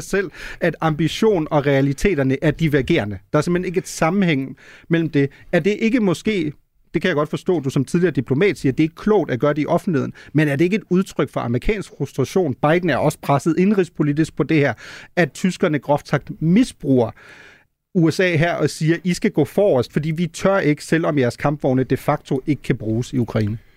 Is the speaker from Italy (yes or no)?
no; Germany; moved away; som tysker